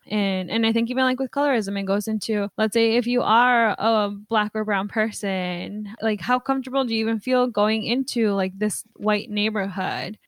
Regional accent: Mexico; now in United States; I was born in Mexico

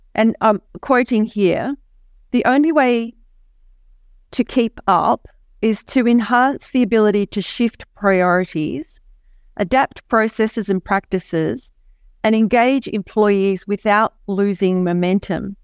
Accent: Hobart, Tasmania, Australia; I hail from Hobart, Tasmania, Australia. Um, and as I'm from the island of Tasmania

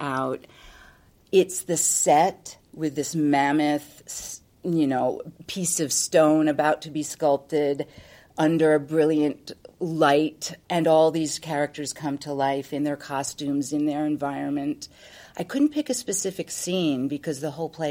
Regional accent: New York, United States; being a New Yorker

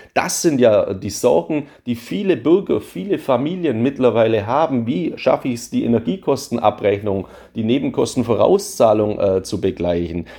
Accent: Swabia, Germany; als Schwabe

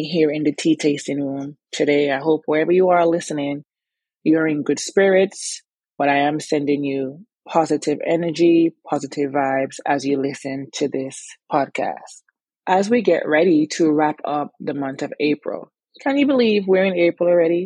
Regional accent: Antigua & Barbuda; moved away as an adult; also born or lived in New Jersey / New York / Virginia; now in United States; growing up in Antigua, I was very active

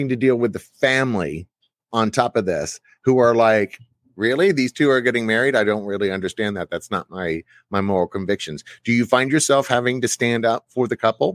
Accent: Plano, Texas, United States; also born or lived in Dallas, Texas; I grew up in Texas, Plano, Texas.

